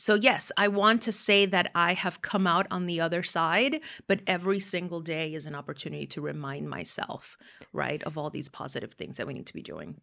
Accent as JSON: {"language": "English", "town": "Miami", "region": "Florida", "country": "United States", "tie": "born or raised there", "said": "growing up in Miami"}